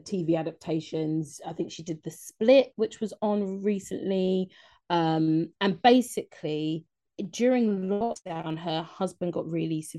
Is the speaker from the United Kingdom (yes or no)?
yes; London, United Kingdom; Being a Londoner